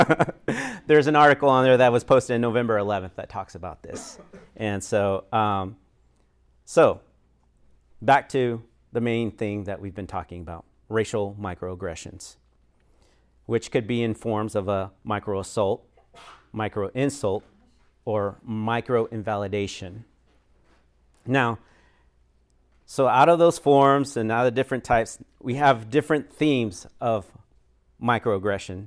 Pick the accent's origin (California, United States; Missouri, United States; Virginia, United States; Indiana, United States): Missouri, United States; Sedalia; also born or lived in Florida; I grew up in Sedalia, Missouri for most of my life.